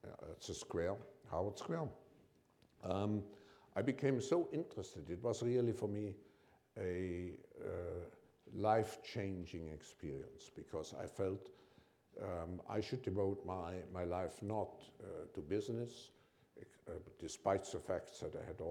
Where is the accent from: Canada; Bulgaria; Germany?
Germany; my parents originally came from Switzerland, but I grew up in Germany and I was born just before the war